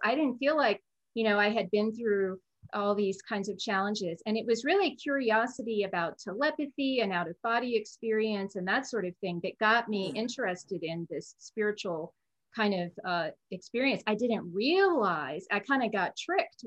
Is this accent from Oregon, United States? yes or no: yes; Oregon, United States; moved away; also born or lived in Arizona / East Coast; grew up in Oregon